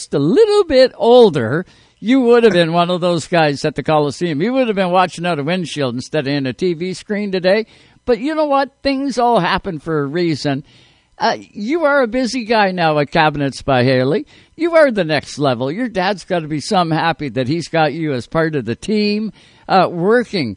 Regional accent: Canada; as a Canadian race fan

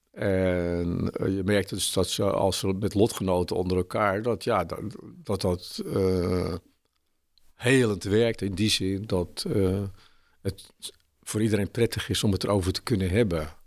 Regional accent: Haarlem, North Holland, Netherlands; moved away as an adult; also born or lived in Alkmaar; now in Zwolle, Netherlands; Ik ben eh, geboren in Haarlem.

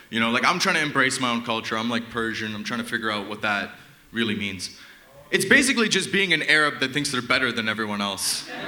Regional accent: Toronto, Ontario, Canada; So I mean, I'm from Toronto. I mean, it's crazy. I can like see the duality of like the upper and the middle class in my city.

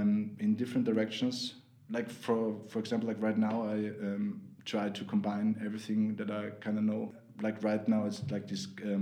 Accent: Vienna, Austria; born or raised there; English is a second language

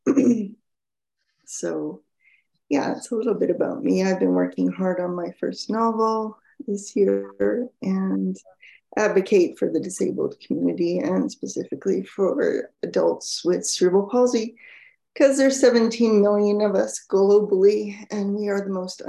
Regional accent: Canada; I'm Canadian

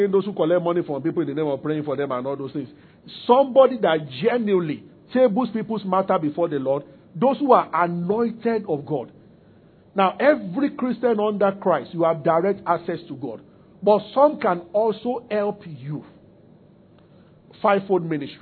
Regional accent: Abeokuta, Ogun State, Nigeria; I grew up in Abeokuta.

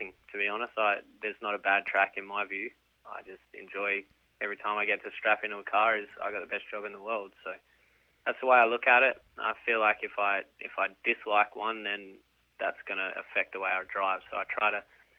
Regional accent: Alice Springs, Northern Territory, Australia; moved away; We're from Alice Springs, which, if no one knows, it's right in the middle of the outback in the center of Australia there

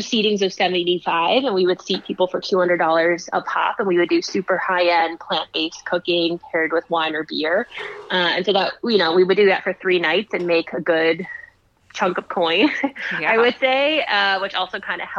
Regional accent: Pennsylvania, United States; I'm originally from Pennsylvania

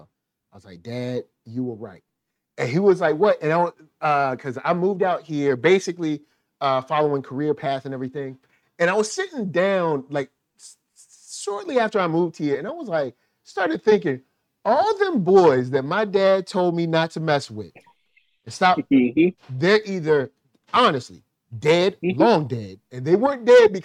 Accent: Richmond, Virginia, United States; I'm from Richmond, Virginia

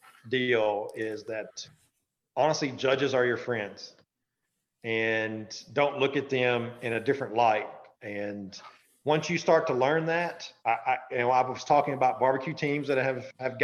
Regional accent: the South, United States; I'm from the South

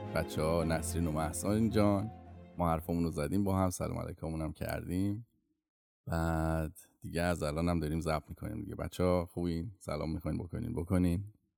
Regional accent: Iran; first language Persian; moved away; منی که تازه اومدم اینجا و بیشتر عمرم و ایران بودم و زبون اولم فارسیه

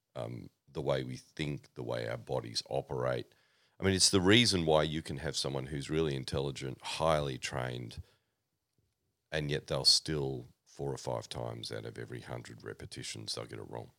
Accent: Oxford, South East England, United Kingdom; now in Australia; born, born in Oxford, uh, to my parents.

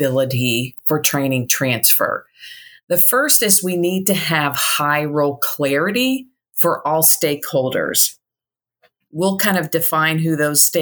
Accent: Indiana, United States; now in Chattanooga, United States; I'm originally from Indiana

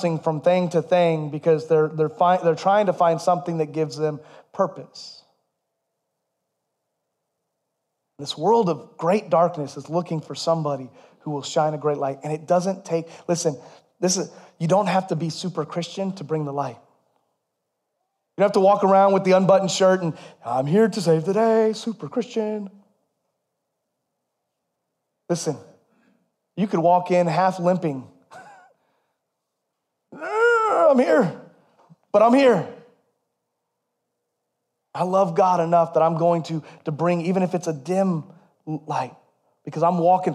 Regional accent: United States; We're all Americans

